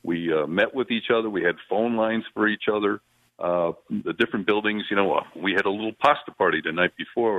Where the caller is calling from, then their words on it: Fort Myers, Florida, United States; I'm calling from Fort Myers, Florida.